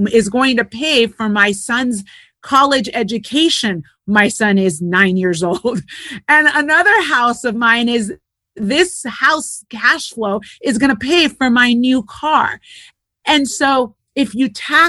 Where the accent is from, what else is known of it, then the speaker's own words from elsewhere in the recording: Puerto Rico; moved away; also born or lived in United States / California / Europe; I'm Puerto Rican. I was born in the States, raised in Puerto Rico, lived in California most of my life